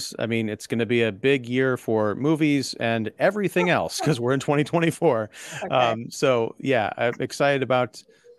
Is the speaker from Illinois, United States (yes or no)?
yes; Chicago, Illinois, United States; I'm a Chicagoan.